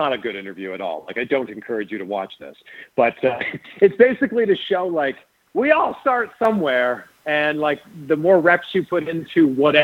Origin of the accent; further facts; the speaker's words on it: Toronto, Ontario, Canada; I went to wrestling school in Toronto. That's my hometown.